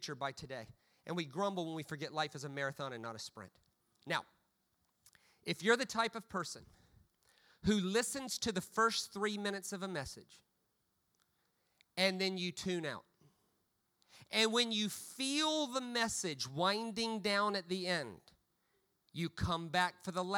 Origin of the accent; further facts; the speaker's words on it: United States; as an American